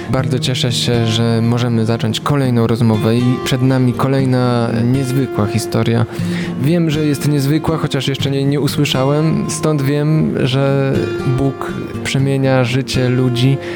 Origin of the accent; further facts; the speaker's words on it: Ukraine; Polish is a second language; moved away as an adult; now in Poland; Z Ukrainy. Jestem z Ukrainy. E, mieszkam w Polsce już od 6